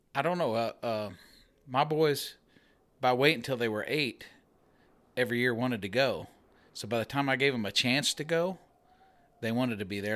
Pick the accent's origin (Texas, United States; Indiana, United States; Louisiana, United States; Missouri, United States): Missouri, United States; Middletown; I'm from Middletown, Missouri